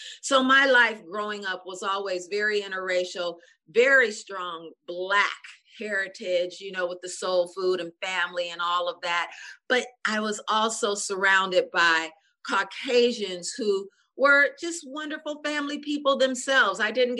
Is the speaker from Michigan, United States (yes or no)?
yes; Pontiac, Michigan, United States; also born or lived in Detroit, Michigan; I was born in Detroit, and then we moved to Pontiac, 25, 30 miles out.